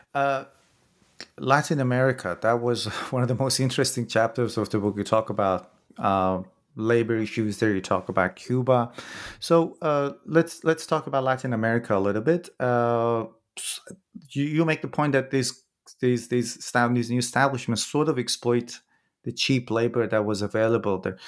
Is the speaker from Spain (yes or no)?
no; Iran; I'm from Iran myself